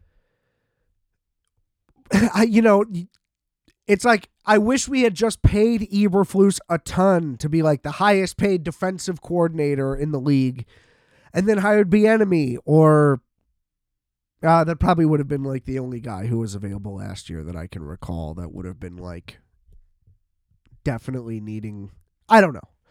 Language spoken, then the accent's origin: English; United States; as an American